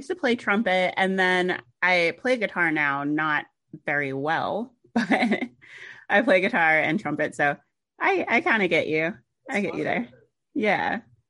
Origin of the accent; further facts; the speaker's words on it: Orlando, Florida, United States; also born or lived in Jacksonville, Florida; now in Atlanta, United States; I'm originally from Jacksonville and then grew up in Orlando. So now I'm in Atlanta